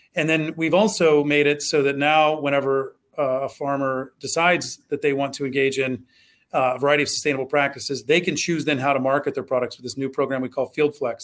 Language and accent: English; Southwest Ohio, United States; I grew up in Southwest Ohio